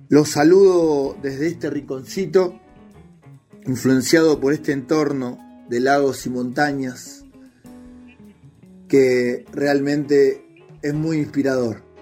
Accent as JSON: {"language": "Spanish", "area": "Dock Sud", "region": "Buenos Aires", "country": "Argentina", "tie": "born or raised there", "moved": "as an adult", "lives_now": "San Martín de los Andes, Argentina", "said": "Llegué a los pagos de San Martín de los Andes hace unos 20 años. Soy oriundo de Buenos Aires, exactamente del gran barrio del Doc"}